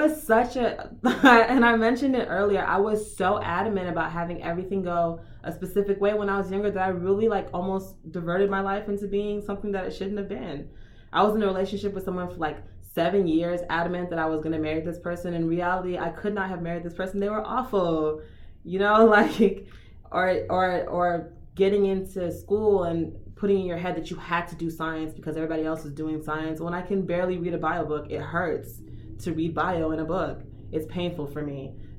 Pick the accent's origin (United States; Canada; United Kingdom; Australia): United States; Miami, Florida; moved away as an adult; also born or lived in Houston; I grew up in Miami